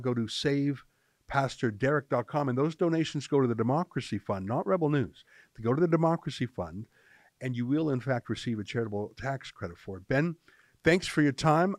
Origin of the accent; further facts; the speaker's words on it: Canada; I'm just a Canadian